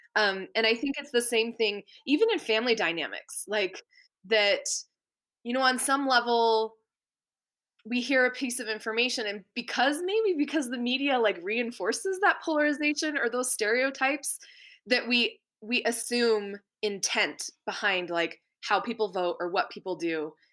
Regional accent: Maine, United States; I grew up in Maine

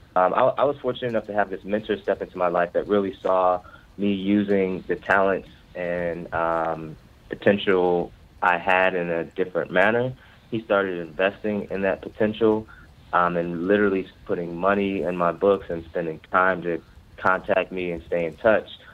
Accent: Ferguson, Missouri, United States; moved away as an adult; now in Baltimore, United States; I'm from the Ferguson, Missouri area uh, of North St. Louis.

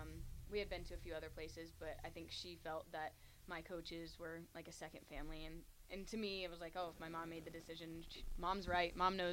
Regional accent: Savannah, Georgia, United States; moved away as an adult; now in Lincoln, United States; I'm from Savannah, Georgia, actually.

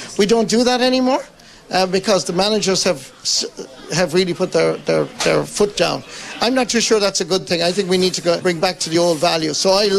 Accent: Mallow, Munster, Ireland; I was born in Mallow.

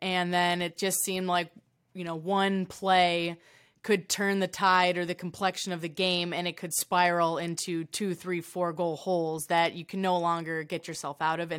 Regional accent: United States; born there; being an American-born defenseman and my dad's whole story just coming from really nothing

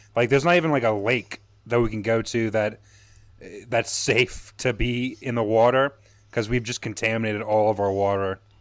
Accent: New Orleans, Louisiana, United States; moved away as an adult; now in Chicago, United States; I'm originally from Louisiana. I'm from New Orleans

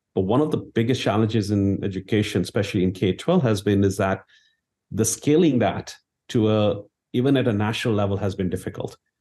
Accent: India; moved away; I grew up in India

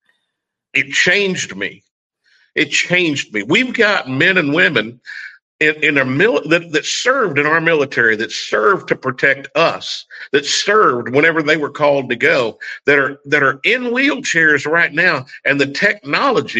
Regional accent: Oklahoma, United States; accent: country twang; moved away as an adult; also born or lived in Illinois; now in Fort Lauderdale, United States; I grew up in Oklahoma. I haven't gotten rid of it at 56 years

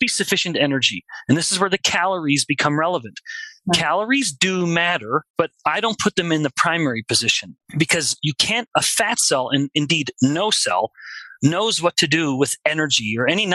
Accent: Alberta, Canada; we're all Canadians here, I'm from Alberta

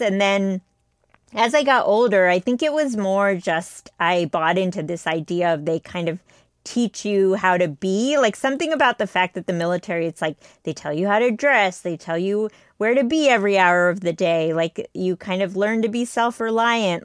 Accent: United States; I was the only one in my family born in the U S, like, everyone else was born in India

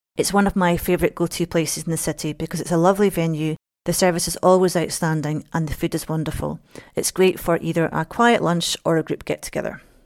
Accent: Scotland, United Kingdom; moved away as an adult; now in Dublin, Ireland; As some of you might have guessed from my accent, I was born in Scotland, and I moved here seven years ago

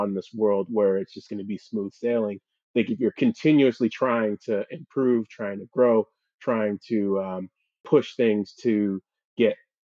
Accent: Houston, Texas, United States; also born or lived in Missouri / Philadelphia; I grew up in the Houston area

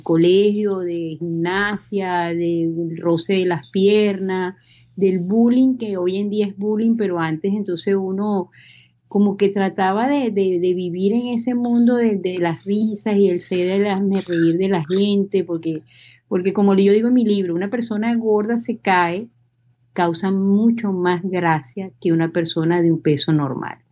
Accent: Venezuela; moved away as an adult; also born or lived in Miami, United States; now in Texas, United States; Soy venezolana, nacida en Miami, este, tengo, este, bueno, viví toda mi vida en Venezuela

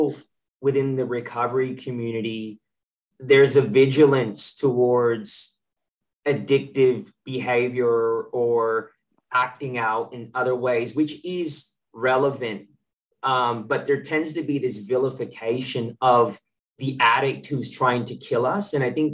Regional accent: Contra Costa County, California, United States; now in New South Wales, Australia; I'm from Contra Costa County, which you know well, in the East Bay.

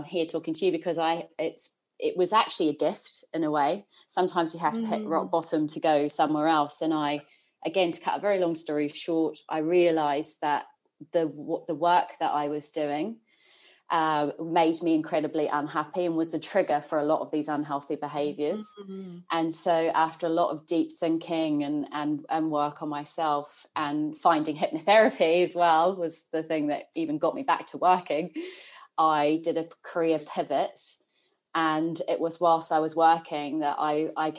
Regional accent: New Zealand; moved away as an adult; now in United Kingdom; my accent, I'm a Kiwi, so I'm a New Zealander, proud Kiwi at the moment.

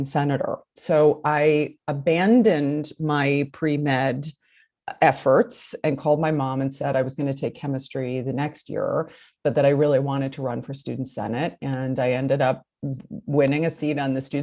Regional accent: New Haven, Connecticut, United States; moved away; also born or lived in Los Angeles; I grew up actually in New Haven, Connecticut.

